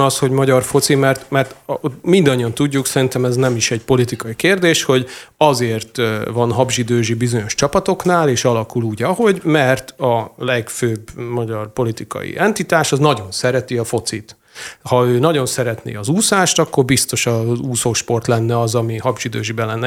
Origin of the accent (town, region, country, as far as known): Hungary